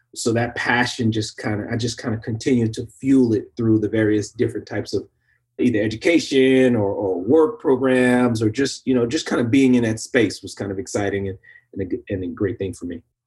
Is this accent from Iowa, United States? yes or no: no; Bay Area, California, United States; growing up in the Bay Area, major urban city